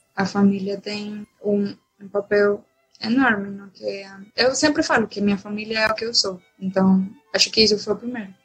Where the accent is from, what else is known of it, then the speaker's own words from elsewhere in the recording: Valencia, Carabobo, Venezuela; Portuguese is a second language; moved away as an adult; now in Salvador, Brazil; o núcleo de onde eu sou, que é do meu estado, Valência